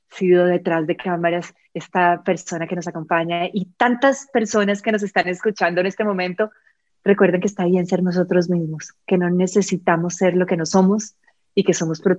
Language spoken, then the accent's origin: Spanish; Costa Rica; nos dimos la oportunidad de, como comunidad, acompañarnos como ticos en Madrid, eh, porque yo me siento tica